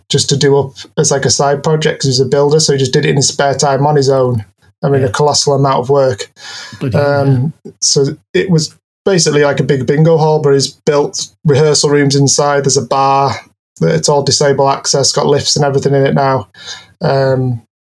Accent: Keswick, North West England, United Kingdom; now in Newcastle, United Kingdom; I live in Newcastle. I'm originally from Cumbria, from Keswick

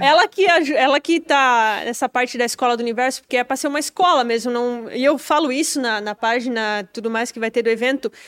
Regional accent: Timbó, Santa Catarina, Brazil; a maioria das pessoas acha que eu nem sou de lá, acho que eu sou de São Paulo

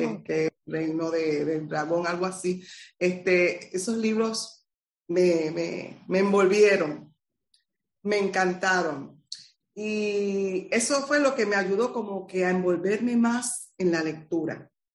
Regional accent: Utuado, Puerto Rico; moved away as an adult; now in Arecibo, Puerto Rico; soy del pueblo de Utuado, eh, pero llevo más de 30 años residiendo en el pueblo de Arecibo

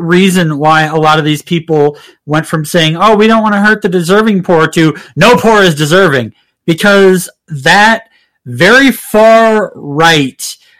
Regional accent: Minnesota, United States; my home county where I come from in Minnesota.

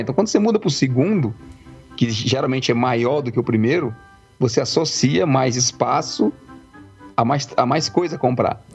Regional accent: Brazil; moved away; nós quatro crescemos no Brasil, nós cinco, né, crescemos, nós quatro, eu, você, é, nós quatro crescemos no Brasil

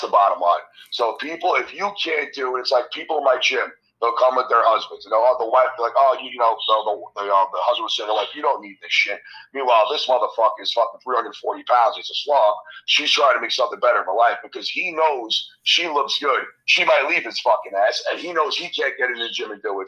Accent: New York City, New York, United States; born and raised in Queens, New York

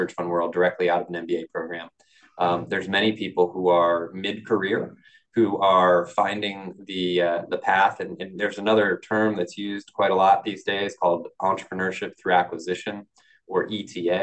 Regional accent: Connecticut, United States; growing up in Connecticut

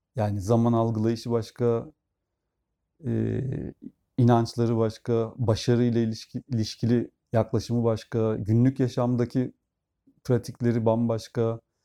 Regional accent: Turkey; Türkler olarak

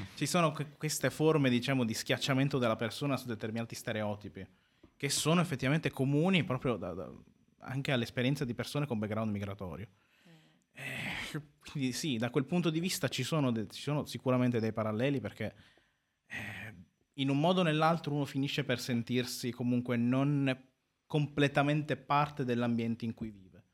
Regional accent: Carpi, Emilia-Romagna, Italy; in quanto nato comunque qua a Carpi, quindi eh, modenese di provincia, però i miei genitori sono, sono siciliani

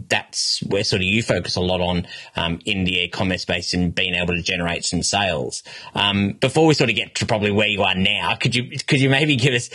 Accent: Australia; accent: harsh Australian; my harsh Australian accent

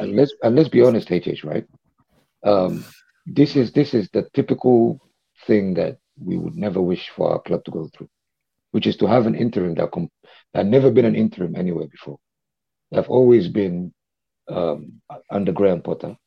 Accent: Dubai, United Arab Emirates; I was born in Dubai

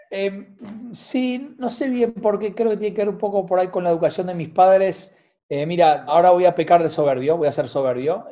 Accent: Buenos Aires, Argentina; como porteño y argentino

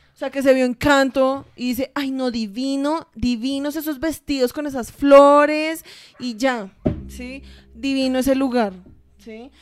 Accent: Colombia; nosotros como colombianos y hasta como latinos

